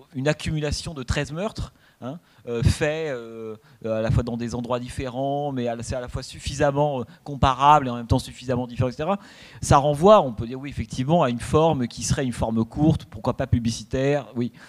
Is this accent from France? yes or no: yes; France; nous, toujours, enfin, en tant que Français